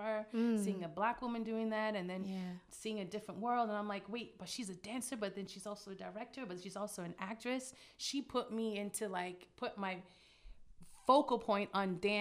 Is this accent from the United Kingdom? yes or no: no; Toronto, Ontario, Canada; Growing up in Toronto